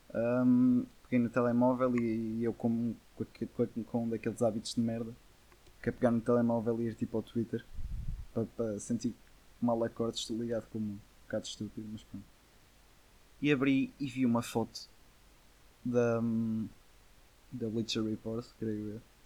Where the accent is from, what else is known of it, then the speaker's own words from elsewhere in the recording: the North, Northern Portugal, Portugal; Somos aqui do Norte